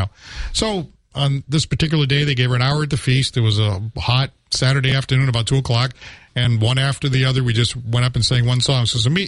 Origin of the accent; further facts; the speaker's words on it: New Bedford, Massachusetts, United States; I'm from New Bedford.